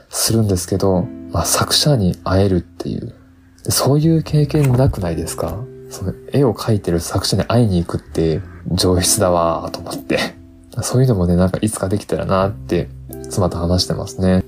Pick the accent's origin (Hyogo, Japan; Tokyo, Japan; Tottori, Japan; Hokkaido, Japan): Tottori, Japan; moved away; also born or lived in Osaka; 僕は鳥取出身